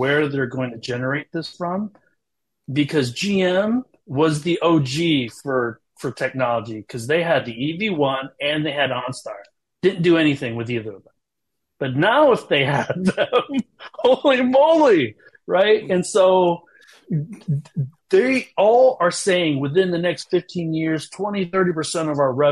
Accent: United States; moved away as an adult; also born or lived in China; being American and having lived in China for so long

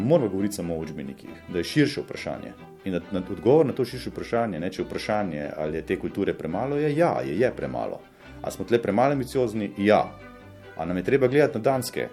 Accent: Slovenia; Slovenci smo urbanistično idioti

